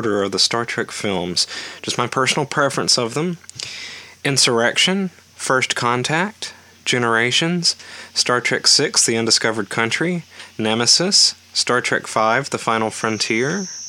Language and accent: English; Alabama, United States; I'm from Alabama